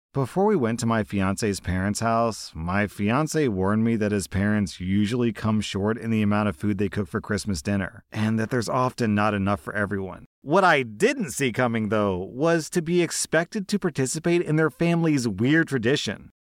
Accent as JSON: {"language": "English", "country": "United States", "said": "I'm an American"}